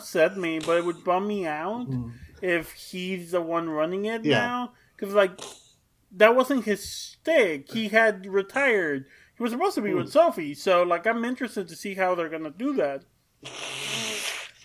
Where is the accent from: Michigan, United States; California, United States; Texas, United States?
Texas, United States; I'm from Texas